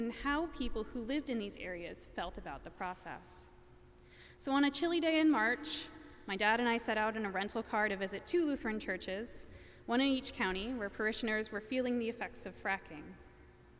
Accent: Pennsylvania, United States; moved away; my home state of Pennsylvania

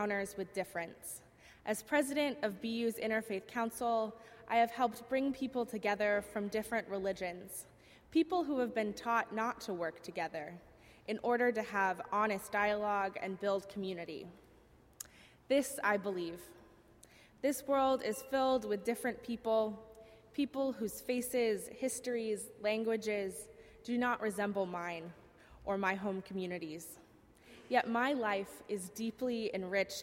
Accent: Southern Virginia, United States; moved away as an adult; now in Boston, United States; I grew up in Southern Virginia

